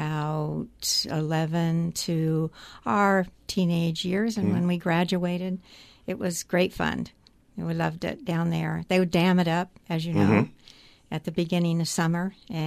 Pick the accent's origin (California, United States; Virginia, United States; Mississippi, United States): California, United States; Healdsburg; I was raised in Healdsburg. I went to grammar school there, and we picked a lot of prunes.